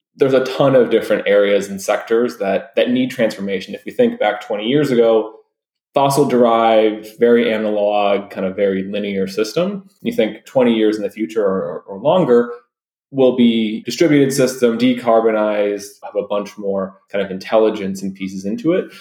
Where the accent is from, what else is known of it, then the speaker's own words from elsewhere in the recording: Detroit, Michigan, United States; I'm originally from Detroit